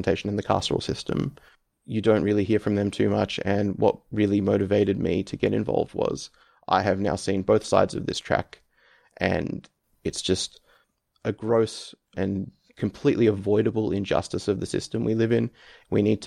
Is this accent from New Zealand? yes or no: no; Melbourne, Victoria, Australia; now in Canberra, Australia; I am from Melbourne originally. And now live in Canberra